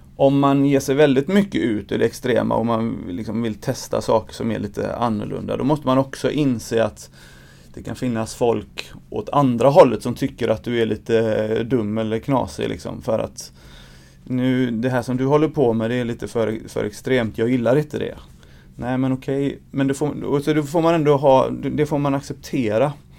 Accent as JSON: {"language": "Swedish", "town": "Gothenburg", "region": "Västra Götaland", "country": "Sweden", "tie": "born or raised there", "said": "jag är uppvuxen i Angered"}